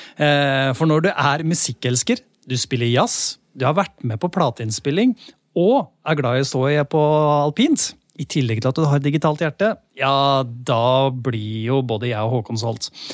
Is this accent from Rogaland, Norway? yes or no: no; Lier, Buskerud, Norway; jeg er fra Lier